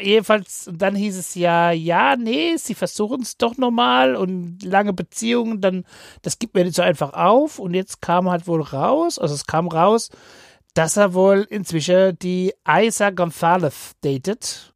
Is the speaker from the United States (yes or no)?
yes; Seattle, Washington, United States; moved away; da, wo ich herkomme